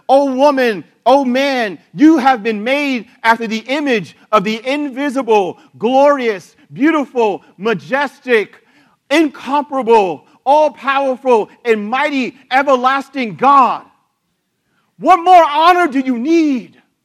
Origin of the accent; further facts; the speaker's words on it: United States; as an American